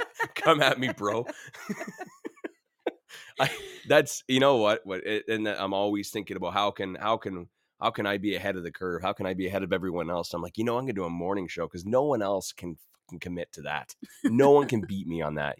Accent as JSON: {"language": "English", "region": "Ontario", "country": "Canada", "moved": "yes", "lives_now": "Alberta, Canada", "said": "I'm from Ontario"}